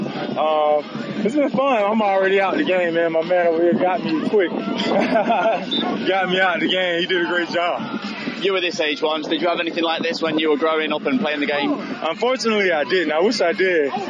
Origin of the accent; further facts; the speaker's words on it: Florida, United States; I'm from Florida, so Florida in Jacksonville